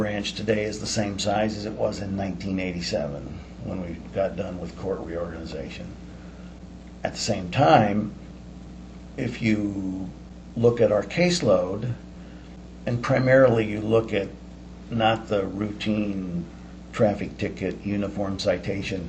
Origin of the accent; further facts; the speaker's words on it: Southern California, United States; moved away as an adult; now in Iowa, United States; I was born and raised in Southern California. I've now lived well over half of my life, however, in Iowa, and I'm an Iowan by choice